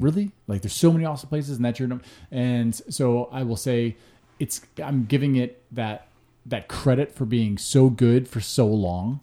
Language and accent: English; Hinsdale, Illinois, United States; also born or lived in Chicago; I'm technically from Hinsdale, you know, suburb, just west of the city. Grew up there till I was thirteen